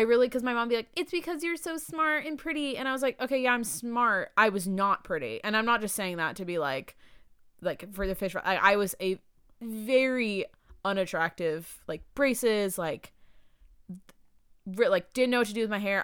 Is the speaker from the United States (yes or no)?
yes; San Diego, California, United States; also born or lived in Maryland / Irvine; I lived in Irvine before I lived in San Diego. There was, like, a brief, when I moved here from Maryland, I lived in Irvine for a few years, and then I moved to San Diego